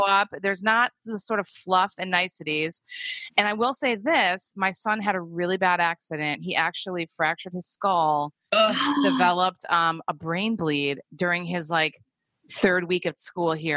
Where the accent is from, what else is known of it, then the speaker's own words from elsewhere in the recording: Chicago, Illinois, United States; moved away as an adult; now in New Zealand; I'm from Chicago